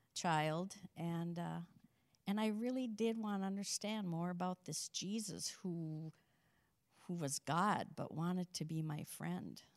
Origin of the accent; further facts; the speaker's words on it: St. Cloud, Minnesota, United States; also born or lived in Sauk Centre, Minnesota / Holdingford, Minnesota; our family moved to Saint Cloud when I was in third grade, and then I lived the rest of my youth in Saint Cloud